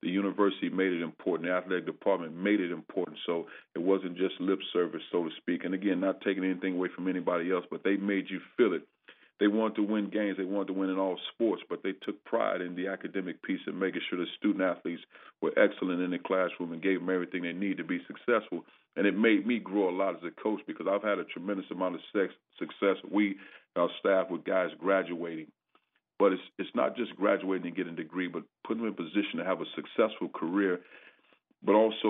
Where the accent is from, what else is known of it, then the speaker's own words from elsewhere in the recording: East St. Louis, Illinois, United States; moved away as an adult; also born or lived in Indiana / Tennessee / California; now in Missouri, United States; growing up in East St. Louis, I played for the legendary, Benny Boss Lewis in high school, East St. Louis Lincoln